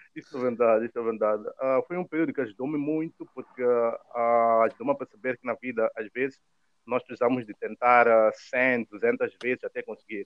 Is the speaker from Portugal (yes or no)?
no; Mozambique; moved away as an adult; now in Rome, Italy; quando nós estamos a vir eh, da África